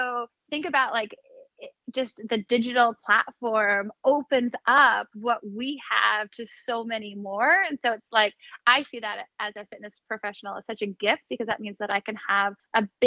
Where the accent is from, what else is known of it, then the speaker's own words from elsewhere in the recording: Sonoma, California, United States; moved away as an adult; also born or lived in San Luis Obispo, California / San Diego, California; now in New York City, United States; I grew up in Sonoma, Northern California